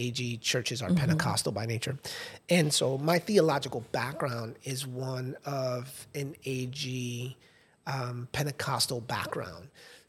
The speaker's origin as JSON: {"language": "English", "town": "New Bedford", "region": "Massachusetts", "country": "United States", "tie": "born or raised there", "also_born_or_lived": "Fort Lauderdale", "said": "this community that I grew up with in New Bedford, Massachusetts. And then we moved to Fort Lauderdale."}